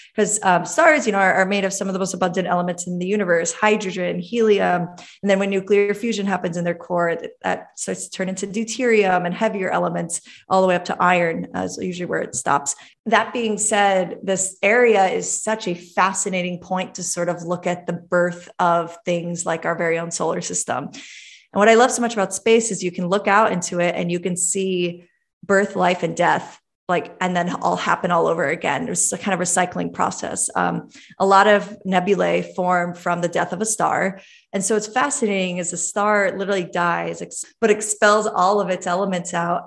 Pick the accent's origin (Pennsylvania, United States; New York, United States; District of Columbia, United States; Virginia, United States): New York, United States; New York City; I was born in Brooklyn, Brooklyn, New York